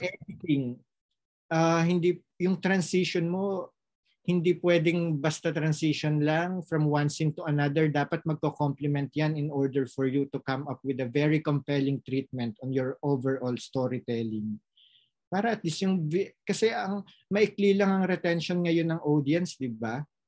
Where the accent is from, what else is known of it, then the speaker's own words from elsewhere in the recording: Philippines; now in France; nagampanan ko yung role ko as a citizen of the Philippines na pinag-aral ng gobyerno ng Pilipinas